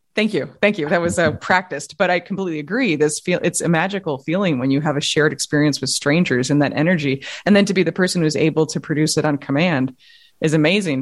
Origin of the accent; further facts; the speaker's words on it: New York, United States; I grew up in Manhattan